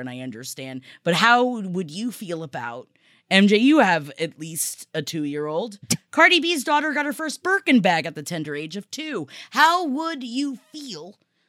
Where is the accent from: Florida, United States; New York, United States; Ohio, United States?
New York, United States; New York City; Growing up in Queens